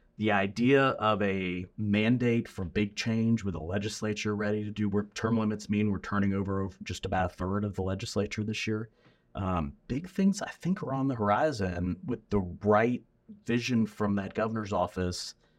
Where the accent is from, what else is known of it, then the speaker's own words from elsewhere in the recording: Memphis, Tennessee, United States; also born or lived in New Orleans; now in Louisiana, United States; I grew up in Memphis